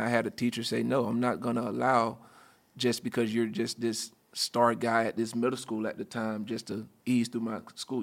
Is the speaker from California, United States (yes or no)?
no; Union County, Florida, United States; I grew up in a very small town, uh, right outside of, um, grew up in a town called Union County, which is right outside Gainesville